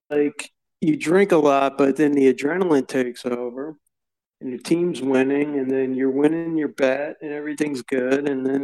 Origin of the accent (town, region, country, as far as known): Akron, Ohio, United States; born or raised there